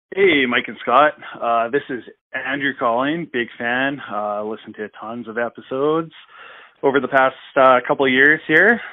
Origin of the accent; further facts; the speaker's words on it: Creston, British Columbia, Canada; my hometown here of Creston, B C, Uh, I actually live here